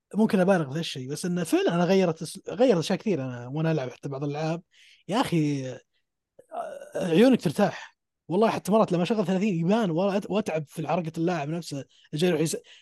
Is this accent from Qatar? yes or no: no; Saudi Arabia; عندنا في السعوديه